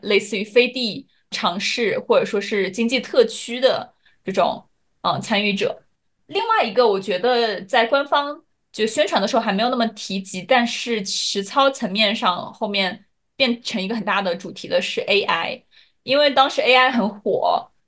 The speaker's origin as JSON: {"language": "Chinese", "country": "China", "said": "作为中国人"}